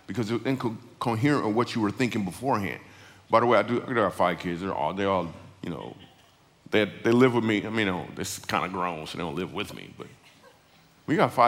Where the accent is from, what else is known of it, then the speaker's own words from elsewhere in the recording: Michigan, United States; I grew up in Michigan